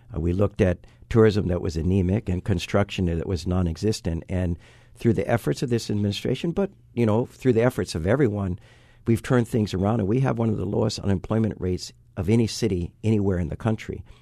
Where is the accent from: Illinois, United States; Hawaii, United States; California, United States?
Hawaii, United States; Waipahu; when I was born in Waipahu, four hundred fifty thousand people lived on this island